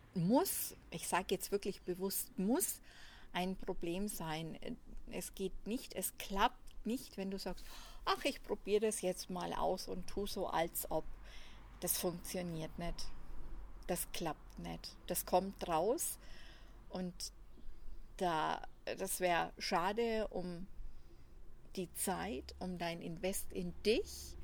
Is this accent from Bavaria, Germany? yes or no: yes; Franconia, Nuremberg area, Bavaria, Germany; accent: Franconian; wie man anhand der Sprache hört, komme ich aus Franken, aus dem Nürnberger Raum